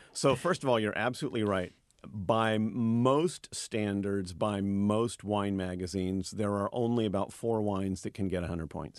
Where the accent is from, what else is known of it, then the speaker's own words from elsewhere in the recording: Napa Valley, California, United States; I teach wine, and I'm, I'm from the Napa Valley.